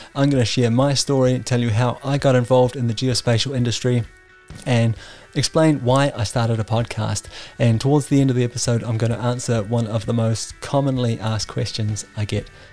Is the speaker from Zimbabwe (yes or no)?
no; New Zealand; moved away as an adult; now in Denmark; I was born and raised in New Zealand, and I've been living in Denmark for the last ten years.